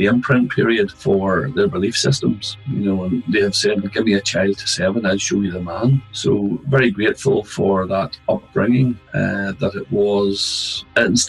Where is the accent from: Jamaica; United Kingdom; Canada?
United Kingdom; Larne, Northern Ireland; Growing up in Larne, we'll put it this way, I'm still here. I've never left the town. So, you know, it's my hometown